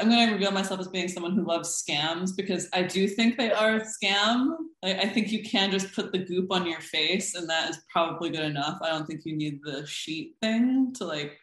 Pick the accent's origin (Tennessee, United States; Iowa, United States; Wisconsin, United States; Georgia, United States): Iowa, United States; Des Moines; moved away as an adult; also born or lived in Boston; now in Philadelphia, United States; I grew up in Des Moines, Iowa, where my mother got a job there